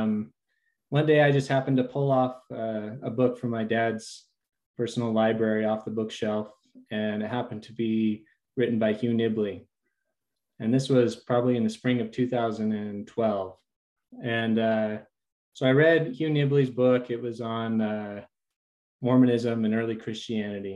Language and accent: English; Salmon, Idaho, United States; I grew up in Salmon, Idaho, and to a wonderful, faithful Latter-day Saint family